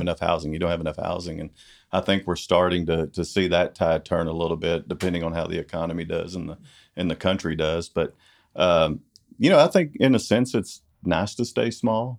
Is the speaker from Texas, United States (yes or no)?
yes; Corsicana, Texas, United States; also born or lived in Dallas / Italy, Texas; this has been my hometown